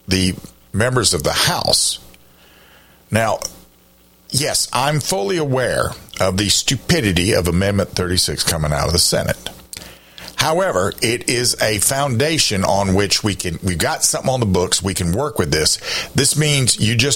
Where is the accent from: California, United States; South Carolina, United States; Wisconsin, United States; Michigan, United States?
South Carolina, United States; I've lived in this state, except for the time I was in the military, I've lived in this state in my entire life.